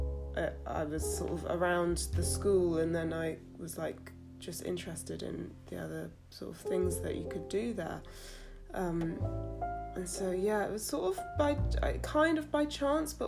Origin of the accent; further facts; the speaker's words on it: London, United Kingdom; I'm from South London. I'm born and bred South London. I live in Brixton. I grew up in between Clapham and Kennington, Camberwell